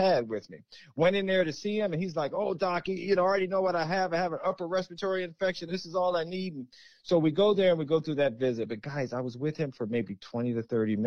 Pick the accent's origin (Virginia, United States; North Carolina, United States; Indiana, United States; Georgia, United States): Virginia, United States; Hampton; also born or lived in Richmond, Virginia; Where I'm from is the south, in Richmond, Virginia. Where I grew up in Hampton